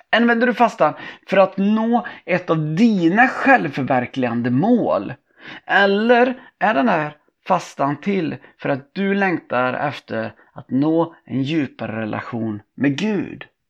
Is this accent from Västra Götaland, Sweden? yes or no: yes; Tibro, Västra Götaland, Sweden; min uppväxt i Tibro